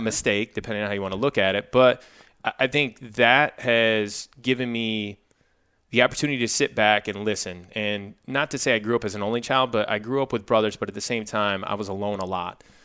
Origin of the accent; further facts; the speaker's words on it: Jackson, Michigan, United States; moved away as an adult; also born or lived in Minnesota / Los Angeles; I grew up in a small town, roughly an hour west of Detroit